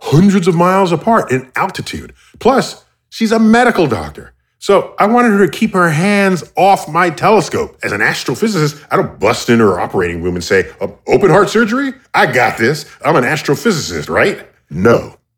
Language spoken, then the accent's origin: English; United States; I'm American.